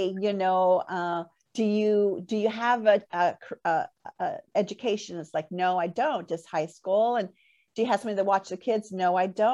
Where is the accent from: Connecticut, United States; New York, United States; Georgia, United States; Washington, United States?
Washington, United States; Port Orchard; moved away as an adult; back here in my hometown, Port Orchard